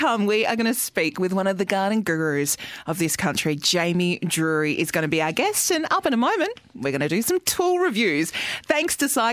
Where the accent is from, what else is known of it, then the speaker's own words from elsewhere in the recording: Blackwood, South Australia, Australia; I was born in Blackwood in the Adelaide Hills